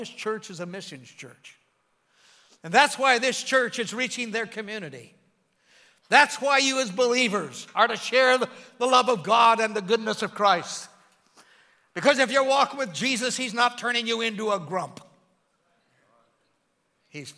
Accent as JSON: {"language": "English", "country": "United States", "said": "I'm American through and through"}